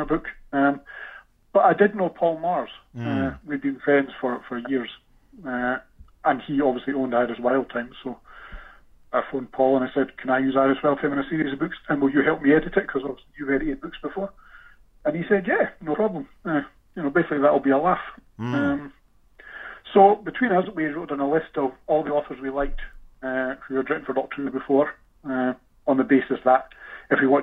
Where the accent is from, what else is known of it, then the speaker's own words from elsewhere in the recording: Scotland, United Kingdom; being Scottish